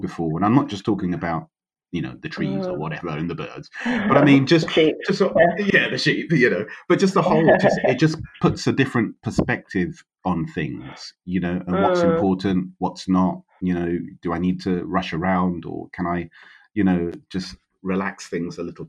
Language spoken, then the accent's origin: English; London, United Kingdom; moved away; I was born in London, so and I always worked in London.